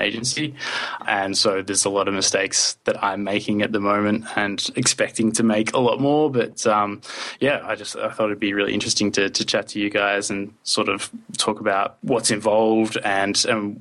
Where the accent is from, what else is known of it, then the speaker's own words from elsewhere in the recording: Australia; now in Sweden; I'm an Australian. However, I live in Sweden